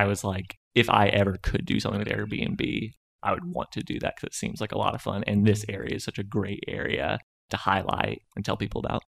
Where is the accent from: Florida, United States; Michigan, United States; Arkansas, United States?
Arkansas, United States; Conway; moved away as an adult; now in Fayetteville, United States; I'm originally from Conway, Arkansas, and came to U of A twenty eleven to study finance